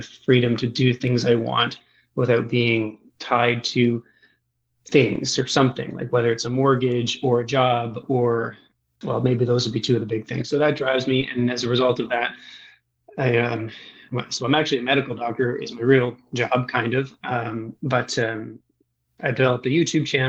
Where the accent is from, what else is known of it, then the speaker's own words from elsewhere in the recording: Eastern Canada, Atlantic Canada, Canada; I grew up in Eastern Canada, so on sort of the Atlantic coast of the country of Canada or just north of the state of Maine